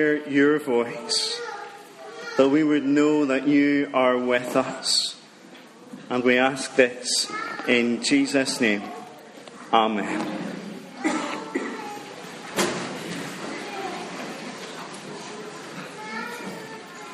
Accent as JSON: {"language": "English", "town": "Dromore", "region": "Northern Ireland", "country": "United Kingdom", "also_born_or_lived": "Fermanagh", "moved": "as an adult", "lives_now": "Richhill, United Kingdom", "said": "I'm from Dromore. Now, that's the real Dromore in County Down, not the fake Dromore in County Tyrone"}